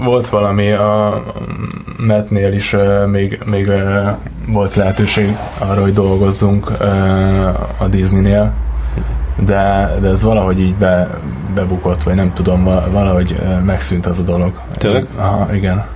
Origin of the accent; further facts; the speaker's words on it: Gödöllő, Pest, Hungary; also born or lived in Miskolc / Budapest; Gödöllőn nőttem fel